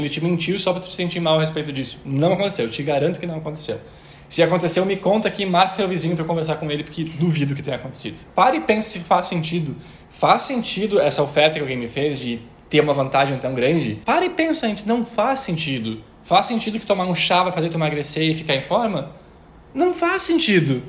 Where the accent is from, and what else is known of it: interior of Rio Grande do Sul, Brazil; moved away